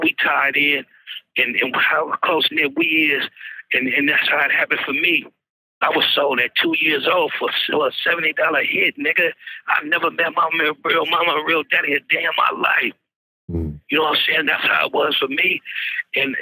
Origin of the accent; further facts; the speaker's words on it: San Francisco, California, United States; I was born in San Francisco, California.